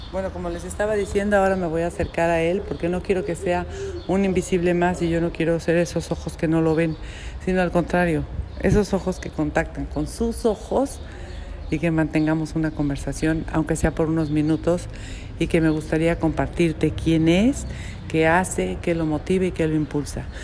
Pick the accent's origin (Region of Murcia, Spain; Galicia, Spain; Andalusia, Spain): Galicia, Spain; A Coruña; moved away as an adult; now in Madrid, Spain; soy gallego, de la Colonia.